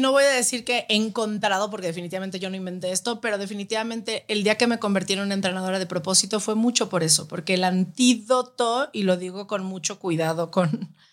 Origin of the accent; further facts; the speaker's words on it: Guadalajara, Jalisco, Mexico; O sea, crecer en Guadalajara es. Es que es